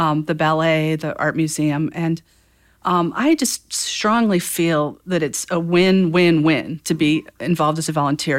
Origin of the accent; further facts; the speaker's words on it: Northwest Indiana, United States; moved away as an adult; also born or lived in Chicago; now in Fort Wayne, United States; I grew up in Northwest Indiana